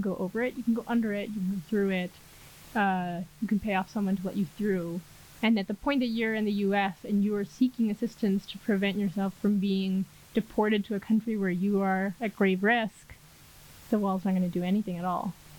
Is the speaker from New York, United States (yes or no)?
yes; New York, United States; moved away as an adult; now in Mexico City, Mexico; I'm originally from New York, but now based in Mexico City